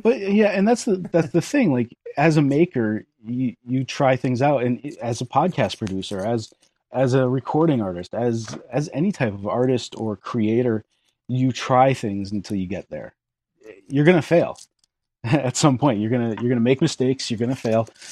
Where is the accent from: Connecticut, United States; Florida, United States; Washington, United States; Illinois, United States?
Connecticut, United States; Western; moved away as an adult; also born or lived in New Jersey; now in Maine, United States; I'm not actually originally from New Jersey. I'm from Connecticut, Western Connecticut.